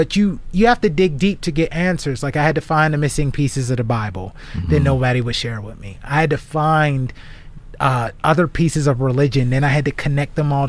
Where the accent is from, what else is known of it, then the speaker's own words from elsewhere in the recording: Garfield, United States; moved away; also born or lived in Alabama; one of them is a friend I grew up with in Garfield